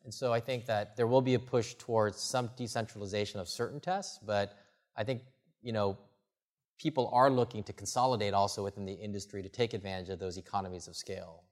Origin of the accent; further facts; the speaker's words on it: the Midwest, Michigan, United States; now in Bay Area, United States; I grew up in the Midwest, you know, Michigan or these other places